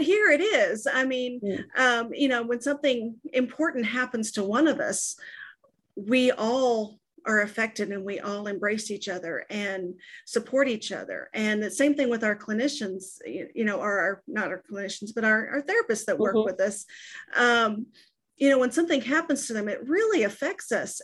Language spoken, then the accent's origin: English; Texas, United States; I'm from Texas